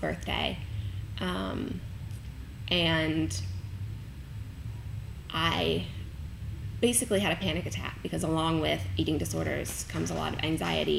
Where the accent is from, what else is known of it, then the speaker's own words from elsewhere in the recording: Kentucky, United States; I am from Kentucky